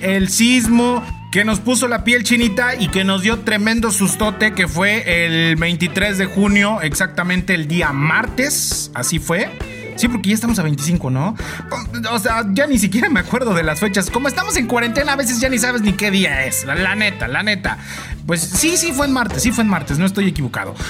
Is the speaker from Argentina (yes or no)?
no; Mexico; cómo somos las mexicanas y los mexicanos